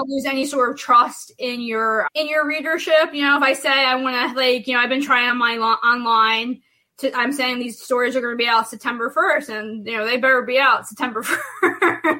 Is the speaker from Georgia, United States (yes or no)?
no; New Jersey, United States; I'm from South Jersey. I live right on, on the same street the Jersey Devil was born on